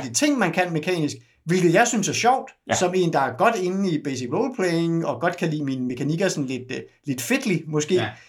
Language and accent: Danish; Denmark; som dansker